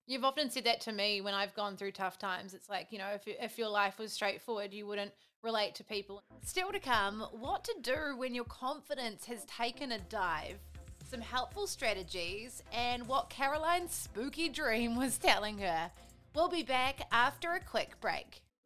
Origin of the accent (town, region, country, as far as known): New Zealand